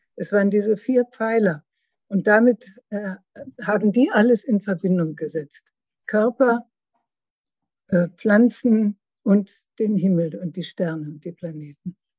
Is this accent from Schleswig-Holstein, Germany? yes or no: yes; Schleswig-Holstein, Germany; moved away as an adult; also born or lived in Lake Constance / Frankfurt; now in Karlsruhe, Germany; aus Norddeutschland, aus Schleswig-Holstein, bin ich an den Bodensee gegangen